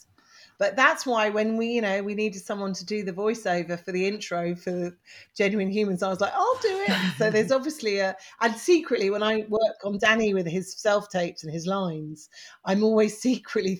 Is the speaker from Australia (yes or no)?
no; England, United Kingdom; I was English